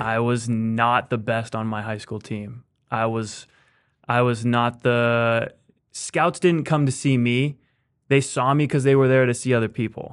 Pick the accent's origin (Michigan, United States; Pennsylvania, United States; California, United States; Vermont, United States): California, United States; Fair Oaks; moved away as an adult; also born or lived in Fresno, California; grew up mostly in in Fair Oaks.